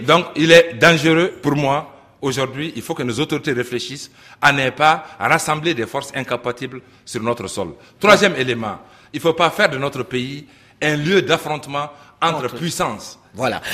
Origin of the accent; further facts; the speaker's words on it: Mali; chez nous, au Mali